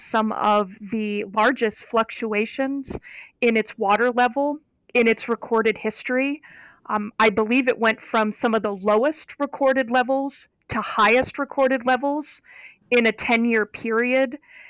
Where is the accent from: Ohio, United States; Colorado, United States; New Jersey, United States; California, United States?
Ohio, United States; I am from Northeastern Ohio, And I grew up about 3 miles from Lake Erie, so one of the Great Lakes.